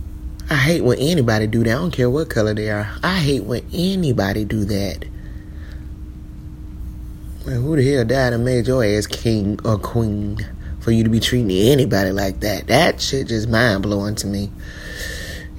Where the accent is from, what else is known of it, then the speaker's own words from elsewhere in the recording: Columbia, South Carolina, United States; moved away; that's my hometown, Columbia, South Carolina.